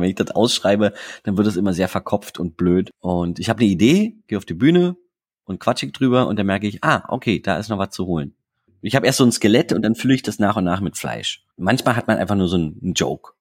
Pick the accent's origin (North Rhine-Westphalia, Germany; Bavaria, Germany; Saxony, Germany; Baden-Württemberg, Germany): Saxony, Germany; Dresden; moved away as an adult; also born or lived in Dubna, Russia; now in Berlin, Germany; ich bin gebürtiger Dresdner. Also ich bin in Dresden geboren und als ich vier Jahre alt war, sind wir in die Sowjetunion gezogen